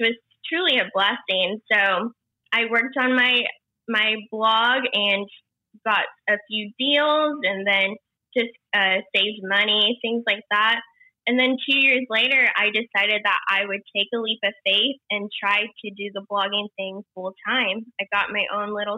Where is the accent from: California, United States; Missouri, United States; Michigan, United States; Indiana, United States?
Indiana, United States; moved away as an adult; now in Los Angeles, United States; But I'm from a small town in Indiana, and I grew up there basically. And I moved out to LA 8 years ago.